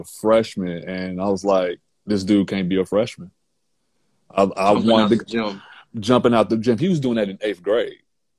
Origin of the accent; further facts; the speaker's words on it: Chicago, Illinois, United States; I'm from Chicago